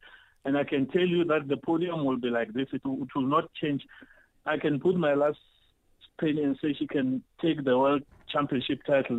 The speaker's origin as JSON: {"language": "English", "country": "South Africa", "said": "we as South African runners"}